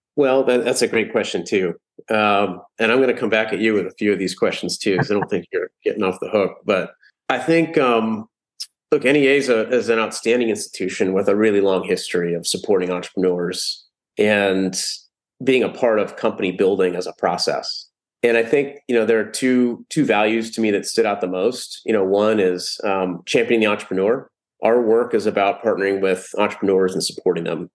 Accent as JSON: {"language": "English", "town": "Columbus", "region": "Ohio", "country": "United States", "tie": "born or raised there", "said": "I was born and raised in Columbus, Ohio"}